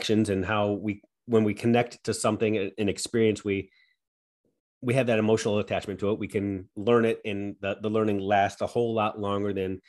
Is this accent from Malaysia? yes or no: no; United States; as an American